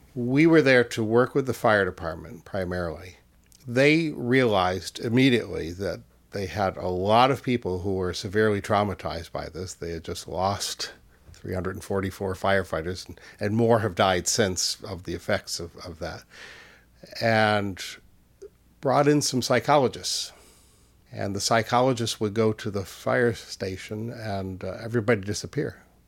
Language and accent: English; Easthampton, Massachusetts, United States; in my hometown in, in Western Mass, I grew up in East Hampton